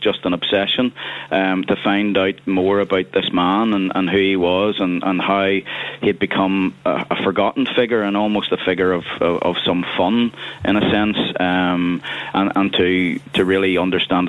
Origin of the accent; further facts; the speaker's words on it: Belfast, Northern Ireland, United Kingdom; I was brought up in Grand Parade, which is just a little way away from the little bridge that is named after Con O'Neill